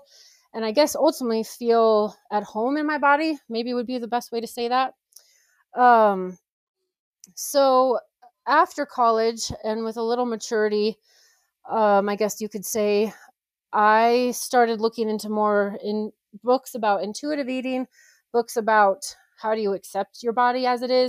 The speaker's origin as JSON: {"language": "English", "town": "Colorado Springs", "region": "Colorado", "country": "United States", "said": "I am from Colorado, Colorado Springs"}